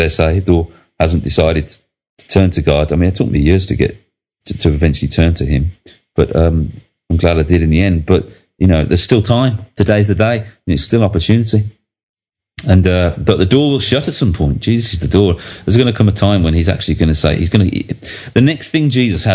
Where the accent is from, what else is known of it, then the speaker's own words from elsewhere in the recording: Birmingham, West Midlands, United Kingdom; I come from Northfield in Birmingham